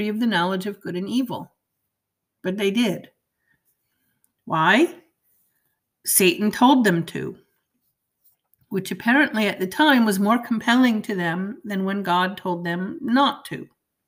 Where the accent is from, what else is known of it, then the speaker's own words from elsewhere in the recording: Maine, United States; moved away; I'm from Maine, and the growing season is so short, it barely makes it worth it to put a garden